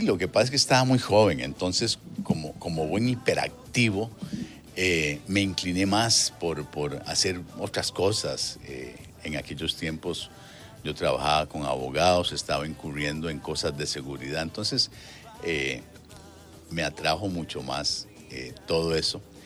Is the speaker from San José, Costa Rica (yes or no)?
yes; Hatillo 1, San José, Costa Rica; Pues yo me crié en Atillo 1.